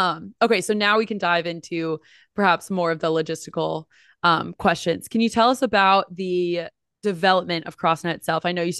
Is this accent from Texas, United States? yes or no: no; New Jersey, United States; So like growing up, I'm from New Jersey originally. It was like king, queen, jack, toilet.